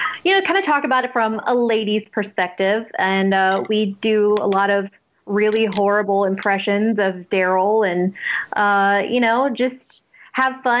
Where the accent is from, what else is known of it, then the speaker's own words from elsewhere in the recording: Nashville, Tennessee, United States; I am from Nashville